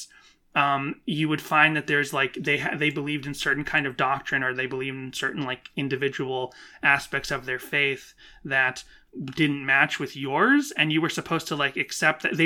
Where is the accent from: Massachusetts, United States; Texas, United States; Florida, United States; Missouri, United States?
Massachusetts, United States; Boston; growing up in the Boston area